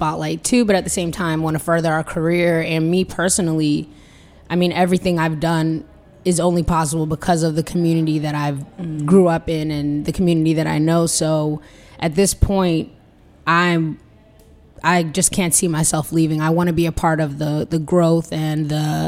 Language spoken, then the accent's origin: English; the DMV, DC metropolitan area, United States; also born or lived in Los Angeles, California, United States; I'm from the DMV. I was born in LA, but moved here pretty young. I think like when I started school.